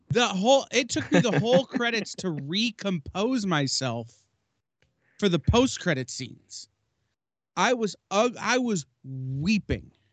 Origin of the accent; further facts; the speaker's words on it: Michigan, United States; I'm from the Midwest in Michigan